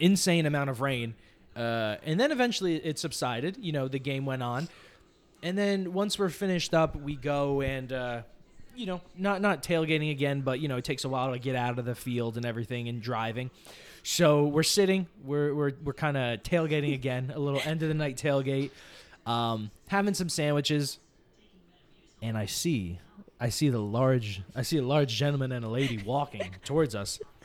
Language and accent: English; New Jersey, United States; now in Los Angeles, United States; I am from New Jersey. We are from New Jersey